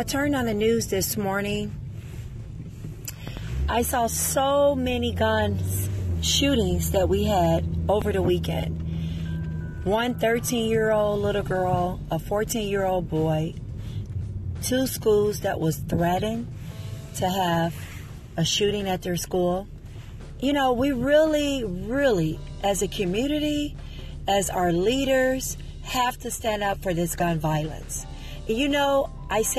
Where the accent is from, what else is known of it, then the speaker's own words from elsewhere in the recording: Chicago, Illinois, United States; I'm from Chicago, born and raised, 47 years strong.